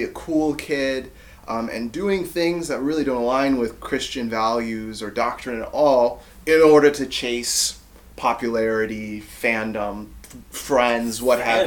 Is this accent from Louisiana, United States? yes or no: no; Ypsilanti, Michigan, United States; moved away as an adult; also born or lived in Grand Rapids, Michigan; now in Maryland, United States; where I grew up in Ypsilanti, Michigan